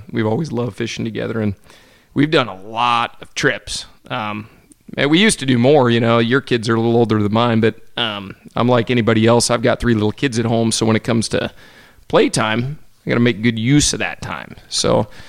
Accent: Western Washington, United States; I grew up in Western Washington, which is on one side of the Cascade

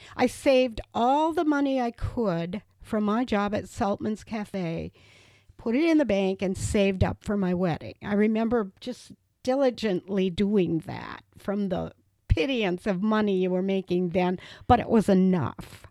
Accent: Reedsburg, Wisconsin, United States; moved away as an adult; also born or lived in Janesville, Wisconsin; coming back to my hometown

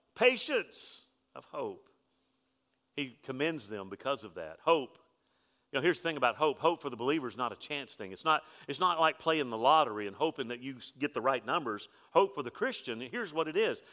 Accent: Alabama, United States; I'm from Alabama.

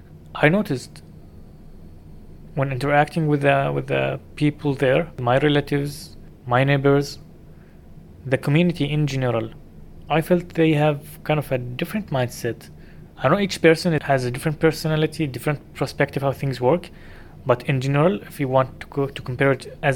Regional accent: Dubai, United Arab Emirates; I grew up in Dubai.

